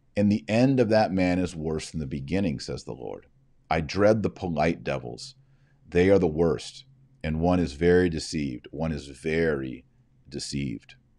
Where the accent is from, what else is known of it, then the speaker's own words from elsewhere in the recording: Texas, United States; my limited however many years of Spanish I had when I was in high school in Texas